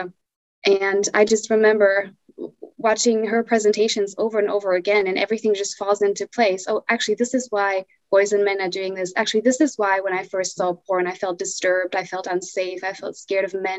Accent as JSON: {"language": "English", "country": "Germany", "said": "I'm from Germany"}